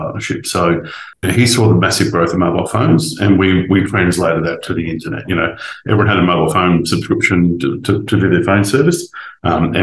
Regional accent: Rockhampton, Queensland, Australia; moved away; When I grew up in Central Queensland, you had to make your own fun.

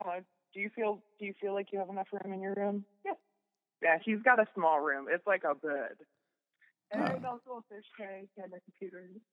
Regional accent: Kettering, Ohio, United States; now in Groton, United States; I grew up in Kettering

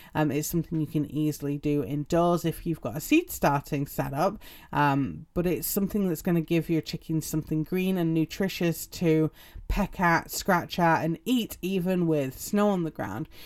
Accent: England, United Kingdom; moved away; also born or lived in Utah; I'm English.

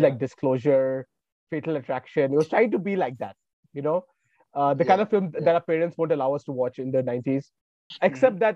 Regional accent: Varanasi, Uttar Pradesh, India; I'm from Varanasi uh, in Uttar Pradesh.

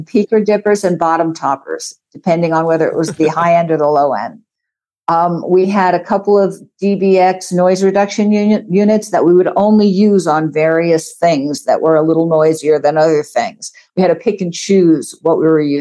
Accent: New York area, United States; moved away as an adult; also born or lived in San Francisco; now in Los Angeles, United States; I grew up in the New York area

